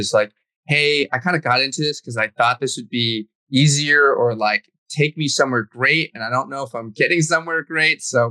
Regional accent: New England, United States; also born or lived in China / California / Brooklyn, New York; now in New York City, United States; I grew up in New England, spent some time in California. So I've kind of been all over. And of course, I was born in China

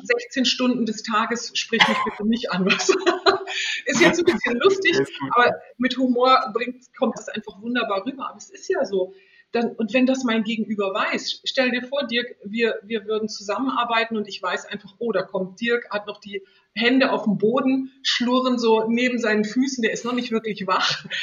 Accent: Northern Germany, Germany; now in Switzerland; ich komme aus Norddeutschland und das weite, flache Land, das ist in meinen Genen drin, auch wenn ich jetzt in der Schweiz lebe

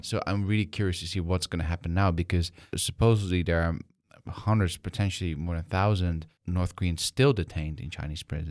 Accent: Netherlands; I'm from the Netherlands

